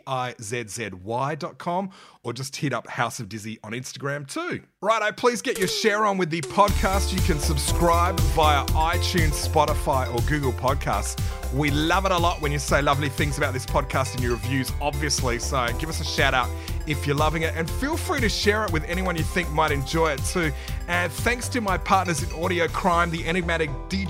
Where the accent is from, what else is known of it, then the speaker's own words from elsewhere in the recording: Adelaide, South Australia, Australia; we're from Adelaide